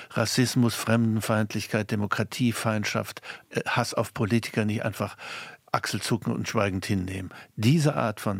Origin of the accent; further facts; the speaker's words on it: East Germany, Germany; Ich schäme mich als Ostdeutscher